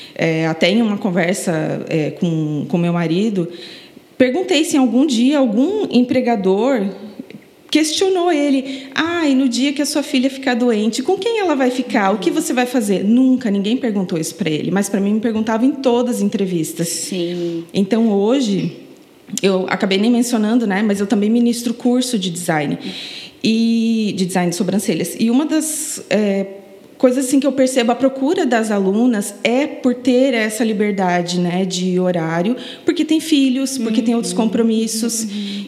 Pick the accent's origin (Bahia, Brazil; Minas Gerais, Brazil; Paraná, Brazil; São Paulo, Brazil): Paraná, Brazil; moved away as an adult; now in Florianópolis, Brazil; eu não sou daqui, eu sou paranaense. Me mudei para Florianópolis em 2009